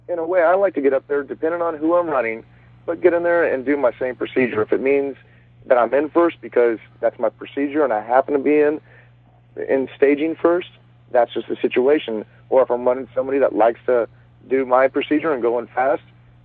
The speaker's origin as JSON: {"language": "English", "town": "Dallas", "region": "Texas", "country": "United States", "tie": "born or raised there", "said": "my home state of Texas. I'm from Dallas"}